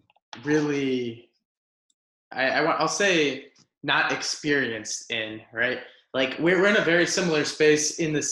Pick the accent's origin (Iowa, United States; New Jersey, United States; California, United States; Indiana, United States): Indiana, United States; Whiting; we're from Whiting, Indiana.